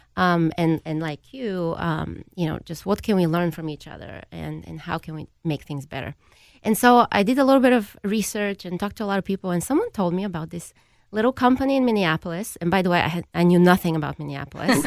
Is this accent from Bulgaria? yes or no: yes; Bulgaria; now in United States; I grew up in Bulgaria